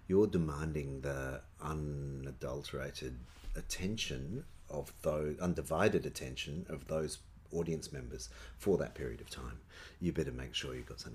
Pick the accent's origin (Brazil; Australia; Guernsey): Australia; Perth, Western Australia; moved away as an adult; also born or lived in Melbourne; I grew up here.